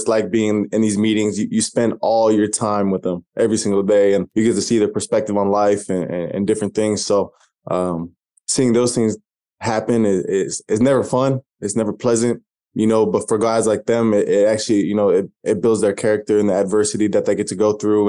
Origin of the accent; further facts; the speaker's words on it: Albany, Oregon, United States; moved away as an adult; also born or lived in Corvallis, Oregon / Los Angeles, California; grew up in Oregon, small town, Albany, right next to Corvallis